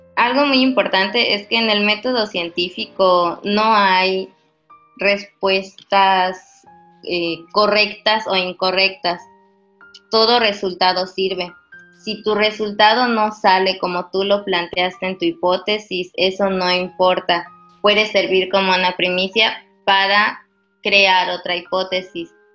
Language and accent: Spanish; Mérida, Yucatán, Mexico; moved away; soy originaria de Mérida